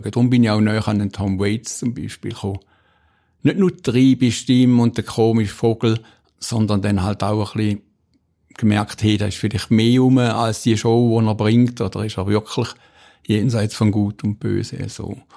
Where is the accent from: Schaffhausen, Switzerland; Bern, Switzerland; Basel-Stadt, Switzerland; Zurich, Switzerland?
Schaffhausen, Switzerland; Stein am Rhein; Ich bin am Wasser aufgewachsen. Wer nicht, das nicht ist, der weiß nicht, was das bedeutet für ein Kind. bedeutet. Wir haben in Stein am Rhein gewohnt, wunderschönes Städtchen.